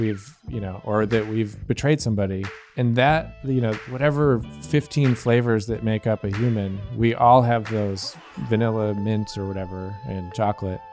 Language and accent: English; Gerry, New York, United States; now in Buffalo, United States; in my hometown, which is Gary, New York